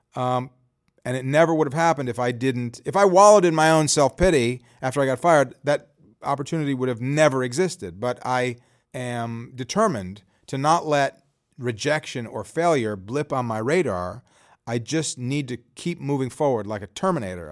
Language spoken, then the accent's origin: English; Chicago, Illinois, United States; I'm from Chicago